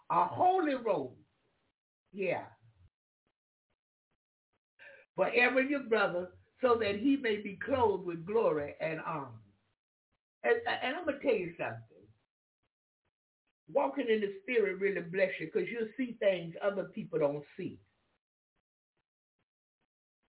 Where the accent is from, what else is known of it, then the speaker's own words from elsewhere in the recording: Jacksonville, Florida, United States; moved away; also born or lived in Alaska; I was from Jacksonville, Florida